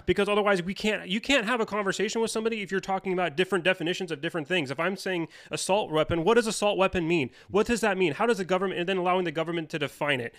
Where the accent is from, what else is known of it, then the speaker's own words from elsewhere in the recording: United States; as an American